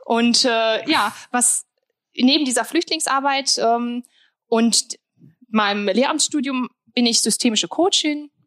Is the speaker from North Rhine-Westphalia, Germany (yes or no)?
yes; Sprockhövel, North Rhine-Westphalia, Germany; also born or lived in Wuppertal; ich bin äh, ja eigentlich aus Sprockhövel, aber es ist ja fast bergisch.